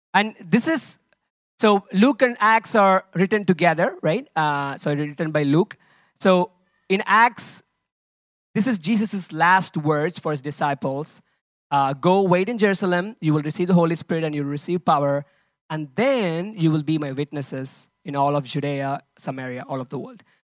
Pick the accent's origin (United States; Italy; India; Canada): India; now in Lisbon, Portugal; I'm originally from India